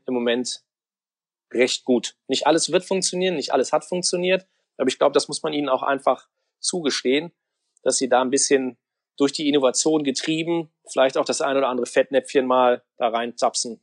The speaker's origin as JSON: {"language": "German", "town": "Kerpen", "region": "North Rhine-Westphalia", "country": "Germany", "also_born_or_lived": "Cologne", "said": "ich habe Mitte der neunziger Jahre Abitur gemacht, hier in, äh, im Kölner Raum in Kerpen"}